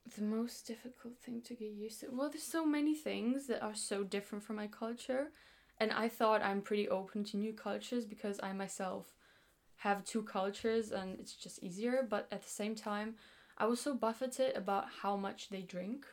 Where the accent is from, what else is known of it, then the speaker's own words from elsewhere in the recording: Greece; moved away as an adult; now in Brighton, United Kingdom; I grew up in Greece